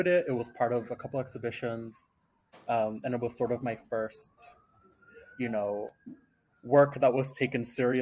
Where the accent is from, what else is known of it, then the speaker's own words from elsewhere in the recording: New York City, New York, United States; I'm from New York. I'm an artist and filmmaker, hailing from the Bronx, born and raised